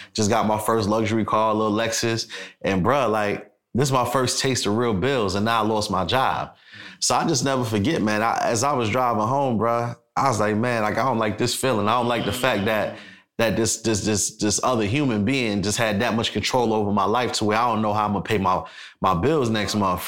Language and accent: English; New York City, New York, United States; now in Atlanta, United States; I'm from Brooklyn, New York City.